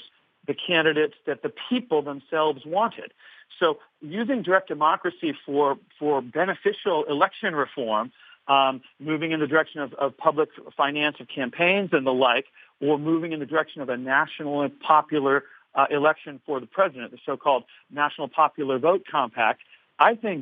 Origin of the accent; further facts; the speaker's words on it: California, United States; moved away as an adult; now in Illinois, United States; I grew up in California.